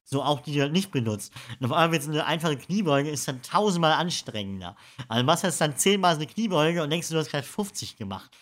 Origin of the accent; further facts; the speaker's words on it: Emden, Lower Saxony, Germany; Ja, ich komme aus Friesland